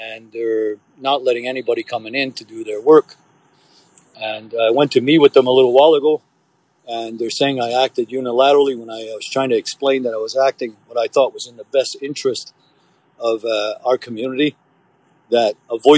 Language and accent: English; Oka, Quebec, Canada; I'm from Oka. I was here during 1990. I was here. I lived here my whole life.